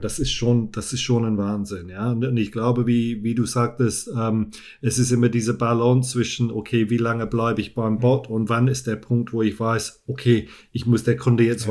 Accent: England, United Kingdom; German is a second language; moved away; ich bin Engländer, ich spreche Deutsch, aber mit einer vielleicht nicht so gut deutschen Aussprache

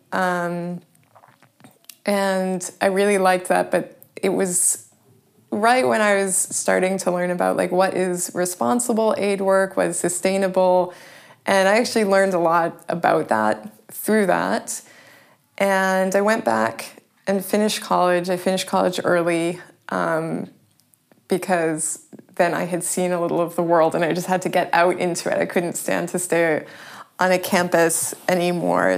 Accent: Sharon, Massachusetts, United States; moved away as an adult; also born or lived in Boston / Prague / Paris; now in Berlin, Germany; I was born in Boston. I grew up in a town outside of Boston. It's called Sharon

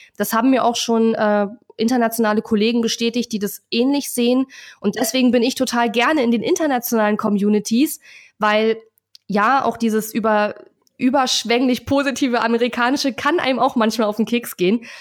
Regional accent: Germany; als Deutscher

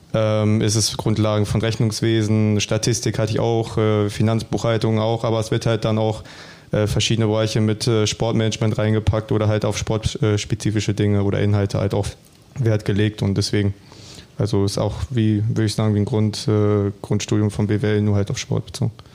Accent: Bielefeld, North Rhine-Westphalia, Germany; für mich als Bielefelder, auch als eigener Junge in der Heimat

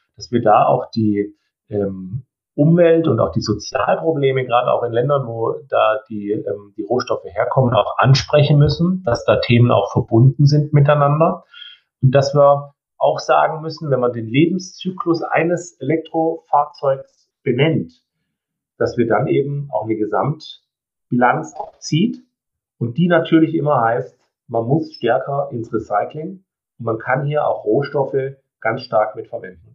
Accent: Baden-Württemberg, Germany; ich komme aus Baden-Württemberg

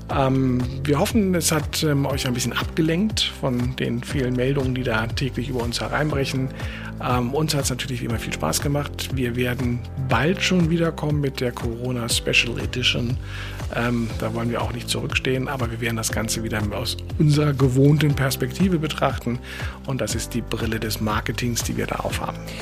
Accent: Berlin, Germany; als Berliner ist man ja eh schon so drauf

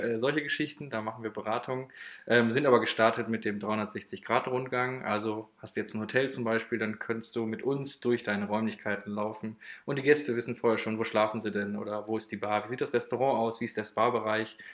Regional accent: Moers, North Rhine-Westphalia, Germany; 23 Jahre alt, aus Mörs

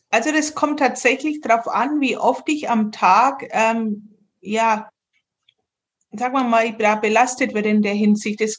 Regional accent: Bavaria, Germany; Und gerade unser fränkisches Essen ist furchtbar.

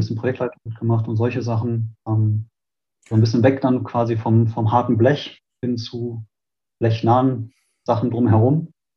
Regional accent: Münster, North Rhine-Westphalia, Germany; ich bin in Münster geboren

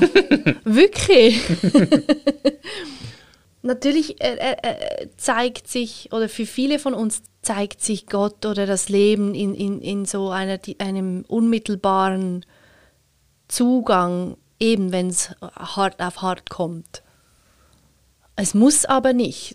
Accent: Switzerland; ich schon in der privilegierten Situation bin, Schweizerin bin

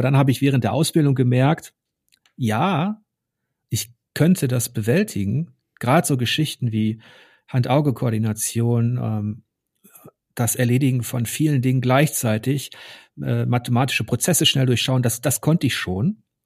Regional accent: Ruhr area, North Rhine-Westphalia, Germany; Ich komme aus dem Ruhrgebiet. Mein Opa, meine Onkel, die haben alle unter Tage gearbeitet

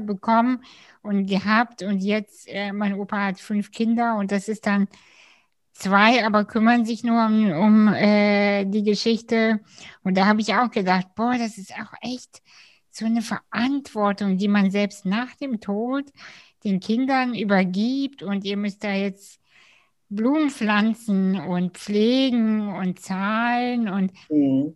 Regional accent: Kazakhstan; now in Germany; ich bin ursprünglich aus Kasachstan

